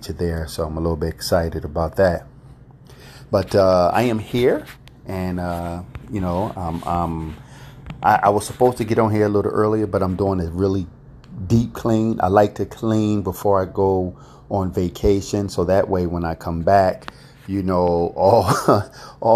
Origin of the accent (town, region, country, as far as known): United States